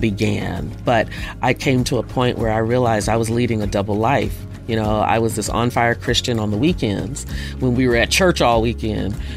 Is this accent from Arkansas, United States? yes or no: yes; Jonesboro, Arkansas, United States; also born or lived in Honolulu, Hawaii; Ended up in Jonesboro, Arkansas, which I grew up mainly there